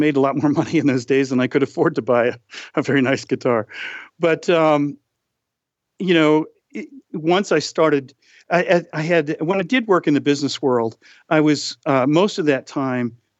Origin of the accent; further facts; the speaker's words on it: Boston, Massachusetts, United States; Growing up in Boston, as I did